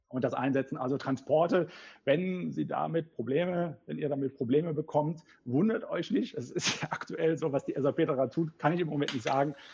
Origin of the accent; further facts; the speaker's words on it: Cologne, North Rhine-Westphalia, Germany; ich bin Kölner.